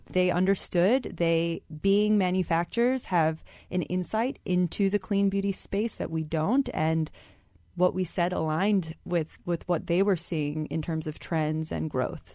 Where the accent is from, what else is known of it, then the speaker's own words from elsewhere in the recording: Michigan, United States; I was born and raised in Michigan, but my parents are immigrants from India